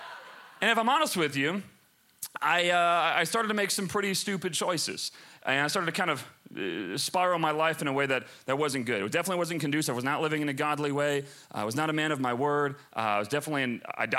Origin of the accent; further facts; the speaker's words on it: Chicago, Illinois, United States; I grew up in Chicago